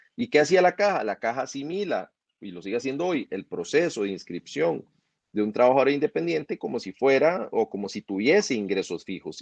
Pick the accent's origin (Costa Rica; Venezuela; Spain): Costa Rica